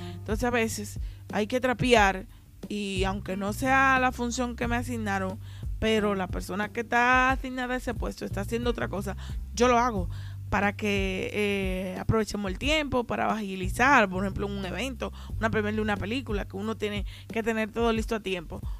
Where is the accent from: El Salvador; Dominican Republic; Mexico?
Dominican Republic; Haina, San Cristóbal; now in Santo Domingo, Dominican Republic; yo nací y me crié allá, no significa que yo conozca Jaina completo